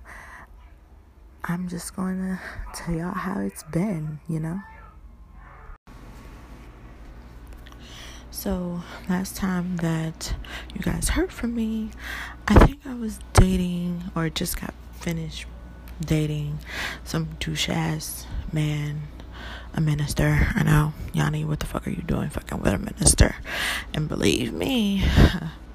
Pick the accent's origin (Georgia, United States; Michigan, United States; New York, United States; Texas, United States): Michigan, United States; Detroit; now in California, United States; I'm from the dirty Detroit, okay? The Motor City